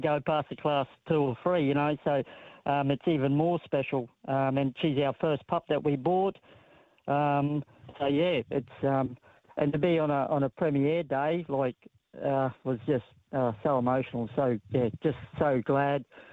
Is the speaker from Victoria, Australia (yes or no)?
no; Queensland, Australia; I'm coming from Queensland. Queenslander through and through